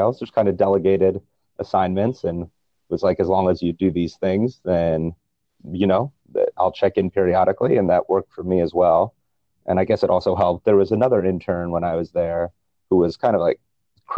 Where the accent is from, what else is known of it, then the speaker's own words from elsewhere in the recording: Northern New Jersey, United States; I'm from Northern New Jersey originally, so the New York media marketplace, and I'm born in 1989